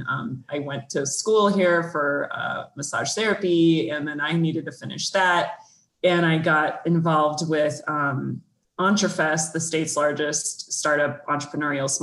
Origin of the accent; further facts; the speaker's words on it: Mesa, Arizona, United States; also born or lived in Washington, D.C. / Northern California / Northeast Ohio; now in Iowa City, United States; I am not an Iowa native. I am actually from Mesa, Arizona, and have actually lived all over the country